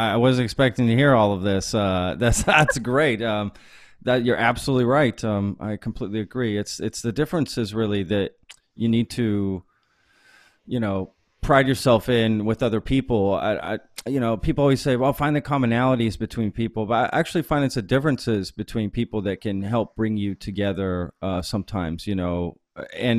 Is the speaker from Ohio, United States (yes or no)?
no; Texas, United States; I grew up in Texas